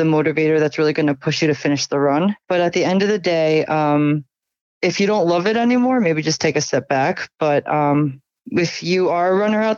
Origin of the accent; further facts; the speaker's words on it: New York, United States; I'm from New York, so this is kind of like my home state